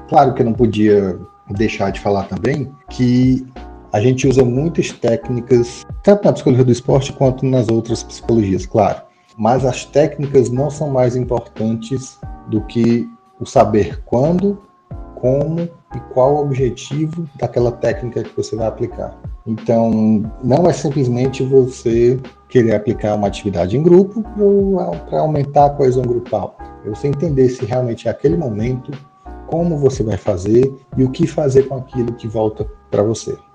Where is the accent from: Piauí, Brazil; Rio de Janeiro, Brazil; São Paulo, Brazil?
Piauí, Brazil; Teresina; aqui na minha terrinha, Teresina, Piauí